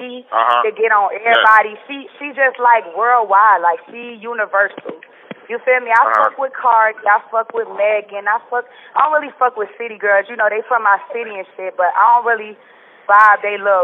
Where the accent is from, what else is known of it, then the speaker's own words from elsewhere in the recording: Miami Gardens, Florida, United States; also born or lived in Liberty City, Miami; I was raised in Cherry City, Miami Gardens